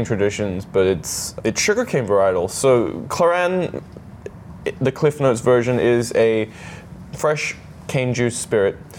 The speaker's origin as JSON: {"language": "English", "country": "Hong Kong", "tie": "born or raised there", "moved": "yes", "lives_now": "Singapore", "said": "I was living in Hong Kong. That's where I was born. I was born in Hong Kong. I grew up there"}